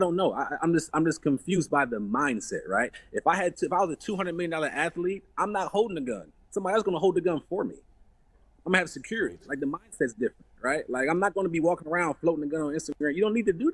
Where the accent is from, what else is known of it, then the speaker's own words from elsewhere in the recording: Cleveland, Ohio, United States; I come from Cleveland, Ohio.